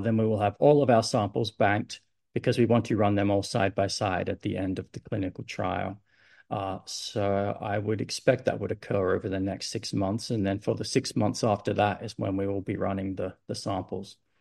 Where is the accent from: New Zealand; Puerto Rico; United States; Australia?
Australia; Adelaide, South Australia; moved away as an adult; now in Sydney, Australia; So I grew up in Adelaide